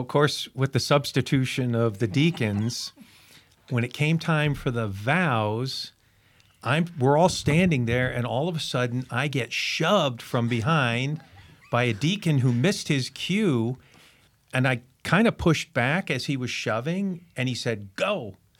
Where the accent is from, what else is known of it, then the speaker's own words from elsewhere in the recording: New London, Connecticut, United States; now in Florida, United States; I was born in New London, Connecticut